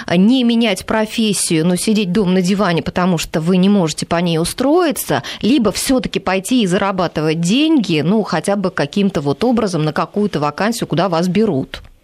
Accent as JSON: {"language": "Russian", "town": "Voronezh", "region": "Voronezh Oblast", "country": "Russia", "moved": "yes", "lives_now": "Moscow, Russia", "said": "я, например, из Воронежа"}